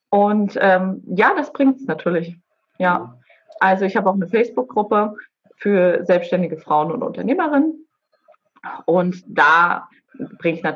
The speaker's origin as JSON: {"language": "German", "town": "Boizenburg", "region": "Mecklenburg-Vorpommern", "country": "Germany", "tie": "born or raised there", "also_born_or_lived": "Baden-Württemberg", "said": "bin ich auch in Baden-Württemberg geboren und als ich gerade geboren wurde, ähm, ist meine Familie hierher nach Bolzenburg gezogen. Mhm. Also ich, gebürtig bin ich tatsächlich aus Baden-Württemberg, aber ja, verwurzelt bin ich nun mal in Mecklenburg-Vorpommern."}